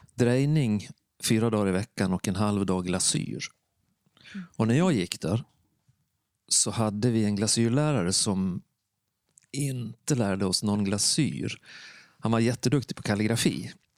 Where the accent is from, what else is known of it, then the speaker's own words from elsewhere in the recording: Borlänge, Dalarna County, Sweden; moved away; also born or lived in Värmland; Jag kommer från Dalarna, från Stora Tuna. Mm. Eller Borlänge som man säger nu för tiden.